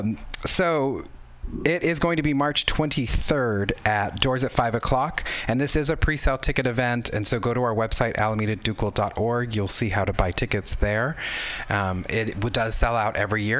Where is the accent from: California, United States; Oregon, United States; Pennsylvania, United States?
California, United States; Southern; I grew up in Southern California.